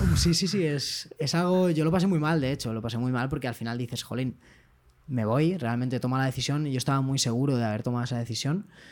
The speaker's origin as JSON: {"language": "Spanish", "town": "Valencia", "region": "Valencian Community", "country": "Spain", "said": "Enrique y yo somos de Valencia"}